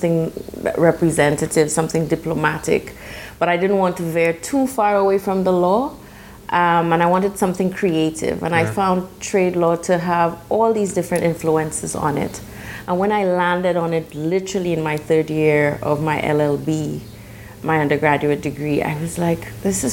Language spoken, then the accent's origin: English; St. Lucia; Yes, I'm from St. Lucia, which is a very small island in the Caribbean